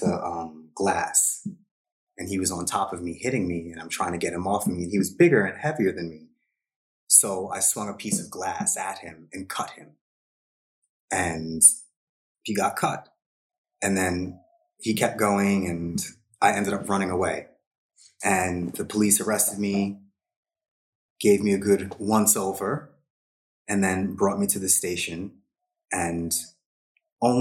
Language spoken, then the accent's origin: English; Long Island, New York, United States; moved away; I was raised in a traditional Hindu household on Long Island, New York, in the 80s